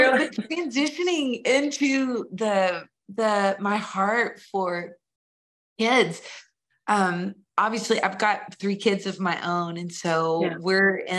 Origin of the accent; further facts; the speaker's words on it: Nashville, Tennessee, United States; I grew up in Nashville.